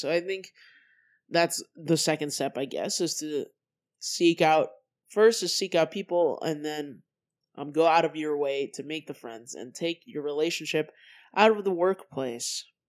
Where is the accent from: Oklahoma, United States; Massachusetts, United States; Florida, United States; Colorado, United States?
Colorado, United States; moved away as an adult; also born or lived in California; I moved to Colorado from California